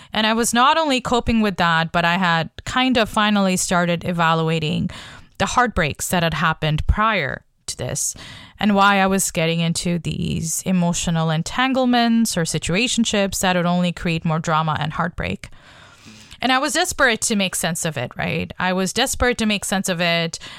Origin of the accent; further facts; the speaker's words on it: Bangladesh; moved away as an adult; now in Canada; I came to Canada when I was eighteen from Bangladesh.